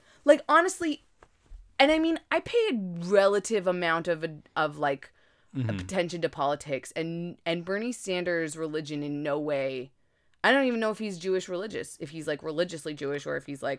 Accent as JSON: {"language": "English", "country": "Canada", "said": "Does anybody outside of Canada know how much we have an affinity with the Netherlands"}